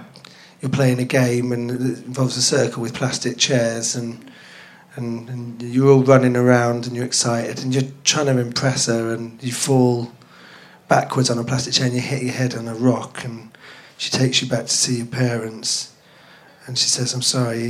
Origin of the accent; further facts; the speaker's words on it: London, United Kingdom; also born or lived in Plymouth; I grew up in Finsbury Park, so that's north.